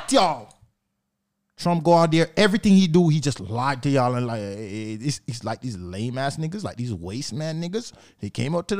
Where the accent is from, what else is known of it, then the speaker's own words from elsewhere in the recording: New York, United States; Growing up in, born and raised in New York